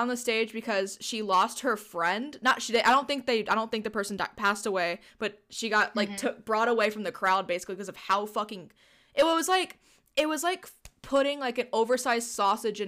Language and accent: English; Texas, United States; being a Texan